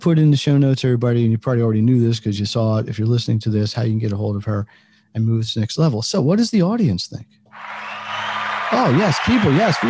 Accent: United States; being American

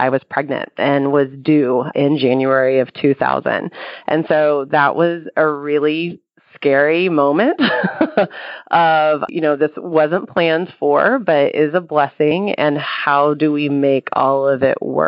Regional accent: near Austin, Texas, United States; about 15 minutes from my hometown

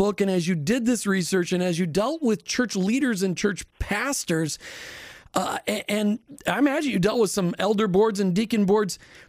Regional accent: Minnesota, United States; because I grew up in Minnesota where everybody's just nice

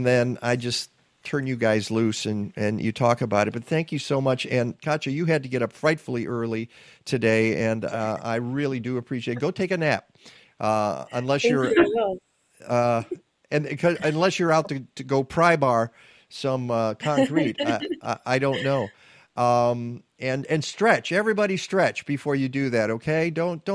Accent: Detroit, Michigan, United States; now in Chicago, United States; Detroit, my hometown

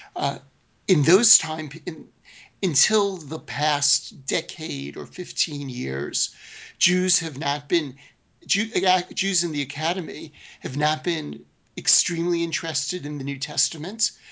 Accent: New York City, New York, United States; I grew up in Brooklyn, New York, in a predominantly Jewish neighborhood.

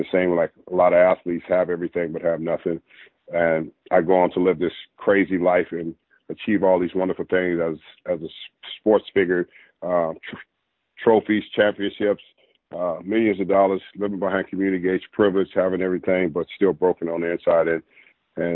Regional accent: Los Angeles, California, United States; I grew up in Los Angeles, California

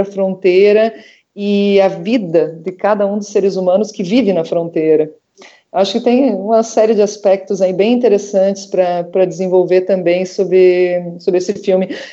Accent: Brazil–Uruguay border region, Rio Grande do Sul, Brazil; moved away; da região de onde eu vim, né, da fronteira com o Rio Grande do Sul, da fronteira entre o Brasil e o Uruguai.

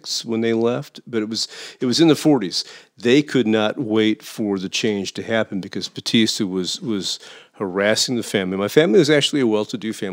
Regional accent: United States; I grew up in the United States

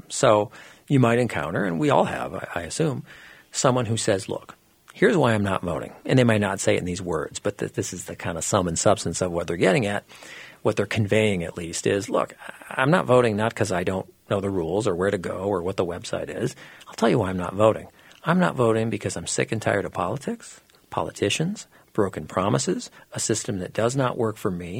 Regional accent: Minnesota, United States; I was born and raised in Minnesota, but I went to school out of Minnesota

